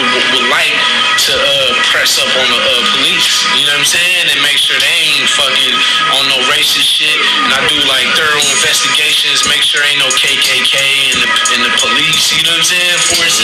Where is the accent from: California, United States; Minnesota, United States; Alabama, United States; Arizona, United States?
California, United States; San Francisco; I'm from San Francisco, the Mission District, 24th Street